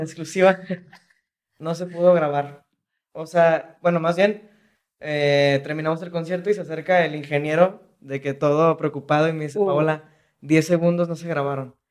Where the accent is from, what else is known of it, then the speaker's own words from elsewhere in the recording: Jalisco, Mexico; sí soy de Jalisco